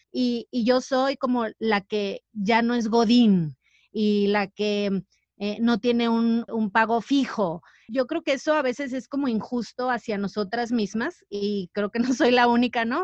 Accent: Mazatlán, Sinaloa, Mexico; moved away; yo soy de Mazatlán

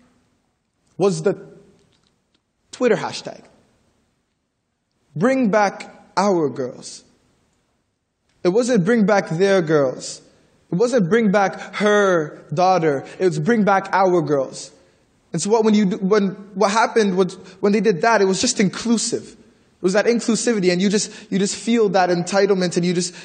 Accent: Toronto, Ontario, Canada; I'm from the Regent Park community

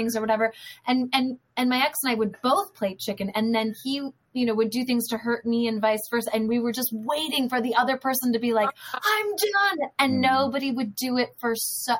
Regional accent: Northern California, United States; now in Los Angeles, United States; And I am from Northern California. So Tom and I have no family here, really.

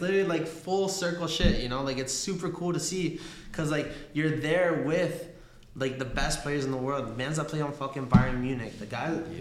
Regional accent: Argentina; moved away; I was born in Argentina. You know, like soccer runs in my fucking blood

